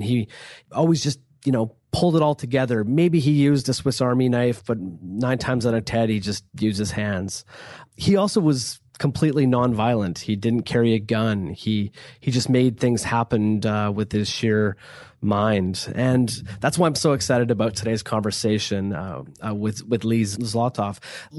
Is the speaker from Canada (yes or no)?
yes; Vancouver, British Columbia, Canada; And actually, I grew up in Vancouver. So MacGyver was filmed for many years in Vancouver.